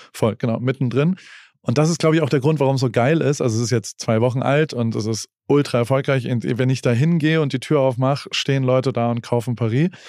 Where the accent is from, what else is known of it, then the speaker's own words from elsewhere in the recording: Heidelberg, Baden-Württemberg, Germany; ich komme aus Heidelberg und da gab es den Zuckerladen